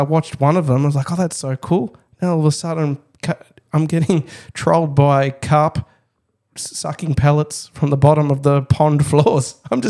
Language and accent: English; Dandenong North, Victoria, Australia; Look, I come from Dandenong North. So famously in suburban Melbourne, Dandenong, there's the Dandenong Creek system